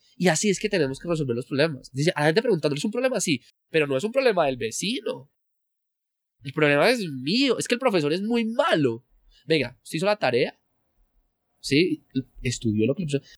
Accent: Colombia

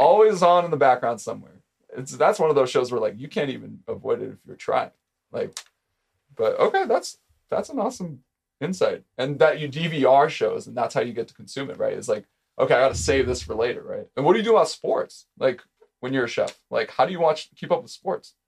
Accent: Orange County, California, United States; I grew up in Orange County

